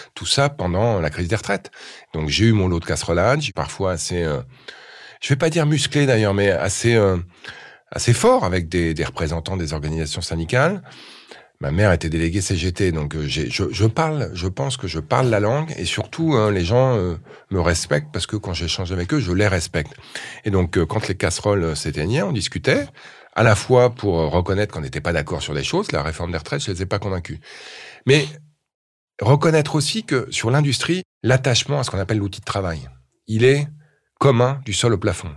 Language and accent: French; Montreuil, Île-de-France, France; j'ai grandi à Montreuil, dans une cité HLM